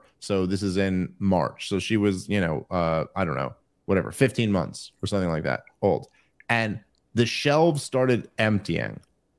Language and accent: English; New York City, New York, United States; my wife is from the suburbs, and I was from New York City